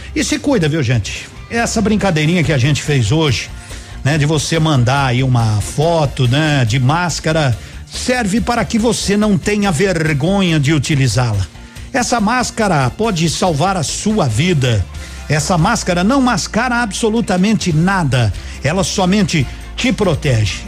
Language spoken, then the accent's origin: Portuguese; Brazil